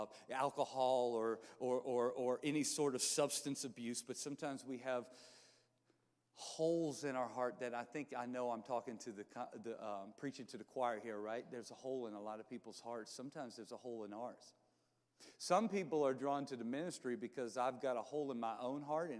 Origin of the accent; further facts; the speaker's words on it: Louisiana, United States; also born or lived in New Orleans, Louisiana / Baton Rouge, Louisiana; We moved, when I was in seventh grade, we moved from New Orleans, Louisiana to Baton Rouge, Louisiana